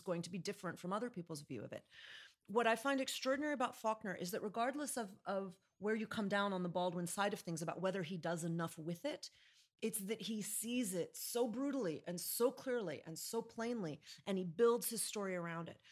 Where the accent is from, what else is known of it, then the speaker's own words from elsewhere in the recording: Chicago, Illinois, United States; I'm from Chicago